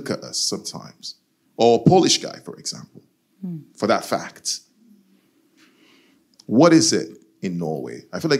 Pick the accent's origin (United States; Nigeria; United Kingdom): Nigeria; I'm from Nigeria. And sometimes people see